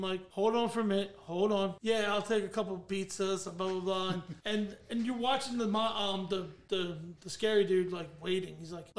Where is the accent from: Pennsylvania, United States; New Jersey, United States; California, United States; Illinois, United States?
Pennsylvania, United States; Delco; we're from Delco.